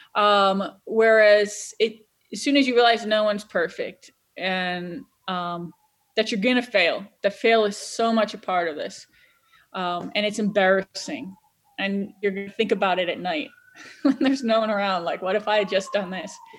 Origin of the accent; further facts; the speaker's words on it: Cleveland, Ohio, United States; I'm from Cleveland